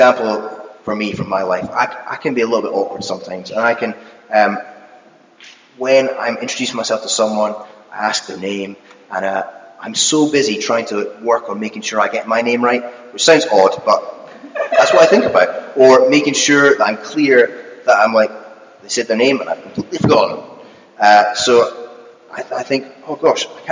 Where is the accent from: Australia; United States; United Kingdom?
United Kingdom; as being British